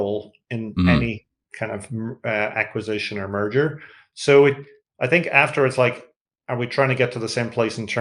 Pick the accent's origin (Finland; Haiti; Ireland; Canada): Ireland; accent: Irish (like Bono's)